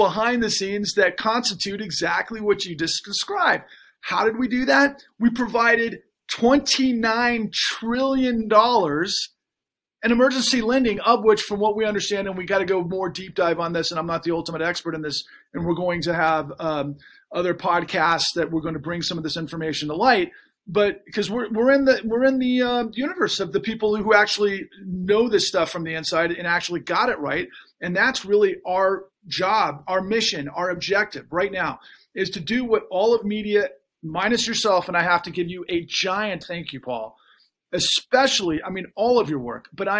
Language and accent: English; Texas, United States; growing up in Texas